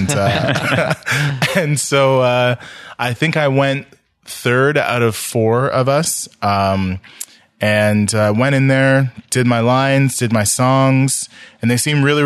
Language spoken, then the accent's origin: English; Ottawa, Ontario, Canada; I'm from Ottawa